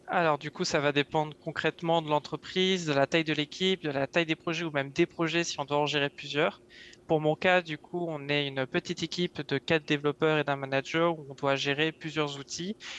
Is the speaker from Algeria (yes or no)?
no; Yvelines, Île-de-France, France; moved away as an adult; now in Montreal, Canada; je viens euh, des Yvelines, donc à l'ouest parisien.